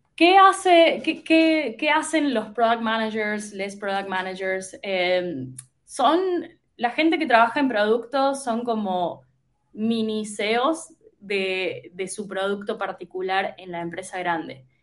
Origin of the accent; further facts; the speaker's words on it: Córdoba, Argentina; moved away as an adult; also born or lived in United States; now in Buenos Aires, Argentina; soy argentina, nací en la provincia de Córdoba, o sea, en, una, en una ciudad que está en el interior del interior de Argentina.